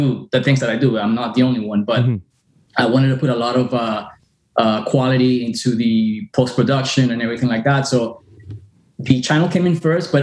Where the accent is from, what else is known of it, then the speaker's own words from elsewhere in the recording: Miami, Florida, United States; also born or lived in Caracas, Venezuela; now in Fort Lauderdale, United States; I grew up in Miami and recently moved to, you know, north here in Fort Lauderdale